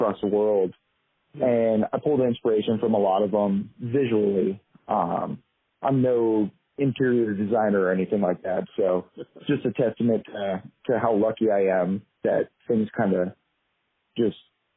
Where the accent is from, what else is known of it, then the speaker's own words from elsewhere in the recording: Southern California, United States; I grew up in Southern California